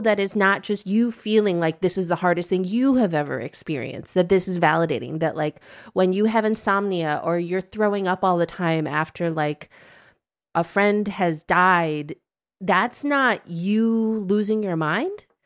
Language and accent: English; Midwest, United States; now in Brooklyn, United States; I grew up in the Midwest and I have some very Midwestern tendencies